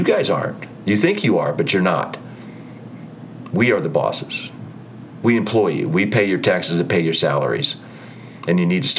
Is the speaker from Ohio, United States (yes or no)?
yes; Ohio, United States; also born or lived in New Jersey / California / Utah / Idaho; I lived in New Jersey for 32 years. I raised my kids there. I grew up in Ohio. I lived in California. I lived in Utah before. I've lived in Idaho.